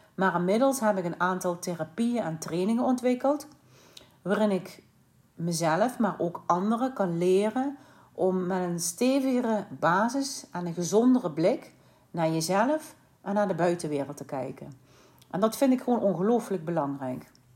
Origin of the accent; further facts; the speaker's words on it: Limburg, Netherlands; moved away as an adult; also born or lived in Sittard / Eindhoven / Vlaardingen / Hoek van Holland; En ben ik eigenlijk Limburg uitgetrokken en ben ik verhuisd naar Vlaardingen.